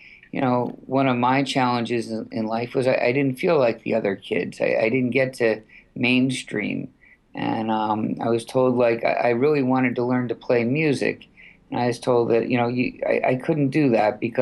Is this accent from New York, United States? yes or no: yes; White Plains, New York, United States; So I'm born in New York City, raised in Westchester County, White Plains, New York.